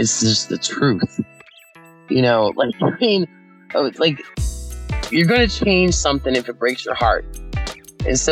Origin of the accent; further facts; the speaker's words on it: Wheeling, West Virginia, United States; I'm from the Wheeling area here in West Virginia. I'm a lifelong West Virginian